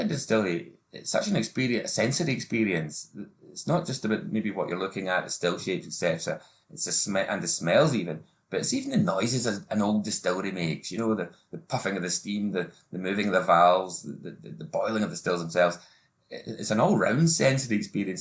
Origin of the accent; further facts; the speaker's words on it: Tobermory, Scotland, United Kingdom; I started off in my hometown of Tobermory in the west coast of Scotland, in the Isle of Mull